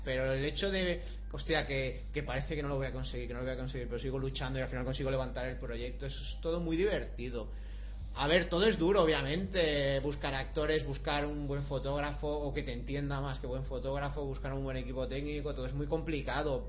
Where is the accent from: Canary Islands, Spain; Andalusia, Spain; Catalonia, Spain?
Catalonia, Spain; Barcelona; yo es que soy de Barcelona